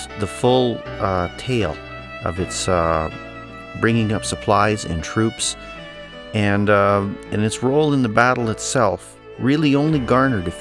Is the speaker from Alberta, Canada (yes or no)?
yes; Taber-Vauxhall area of southern Alberta, Canada; I'm a farm and ranch boy, born and bred in the Tabor-Vauxhall area of southern Alberta, but I was raised just 3 miles from the Old Man River